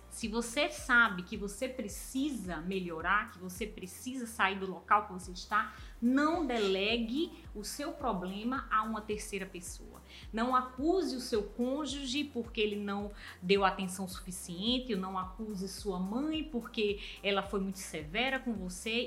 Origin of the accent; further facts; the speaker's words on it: Brazil; nós que somos brasileiros